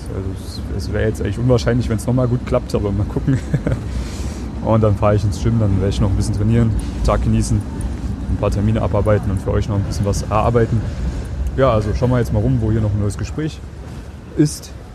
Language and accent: German; Germany; now in Vienna, Austria; ich bin Deutscher, Piefke